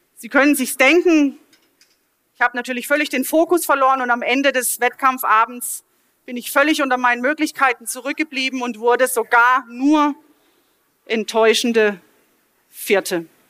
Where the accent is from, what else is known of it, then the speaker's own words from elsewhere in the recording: Mahlberg, Baden-Württemberg, Germany; also born or lived in Offenburg; in meiner Heimatgemeinde in Malberg